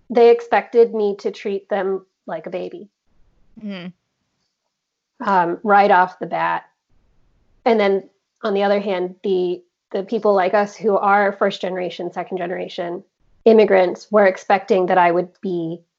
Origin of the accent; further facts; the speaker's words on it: India; And me being Indian and him also being Indian, agreed that we were both Indians who didn't hang out with other Indians.